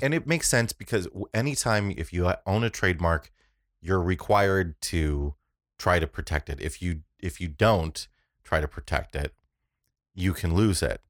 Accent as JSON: {"language": "English", "country": "United States", "tie": "born or raised there", "said": "I'm originally from an area called the Quad Cities"}